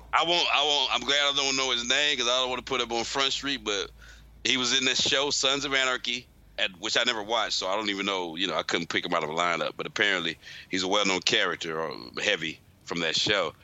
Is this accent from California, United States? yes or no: no; St. Louis, Missouri, United States; I'm from St. Louis